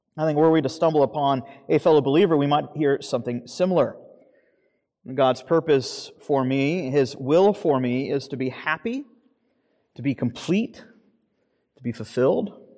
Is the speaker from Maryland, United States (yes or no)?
no; Florida, United States; moved away; I grew up in Florida